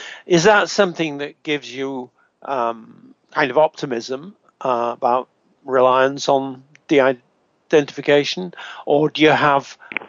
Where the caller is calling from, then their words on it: Canada; I'm speaking from Canada at the moment